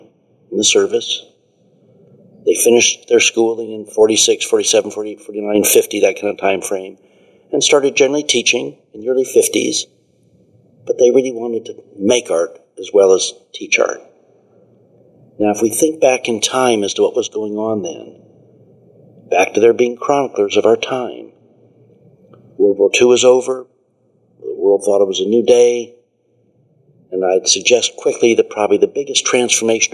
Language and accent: English; Portland, Oregon, United States; Growing up in Portland, Oregon, my father started a real estate business